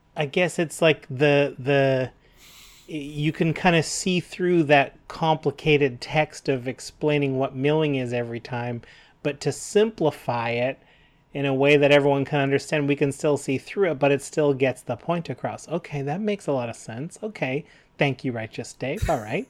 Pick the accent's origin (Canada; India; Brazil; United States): Canada; We're proud Canadian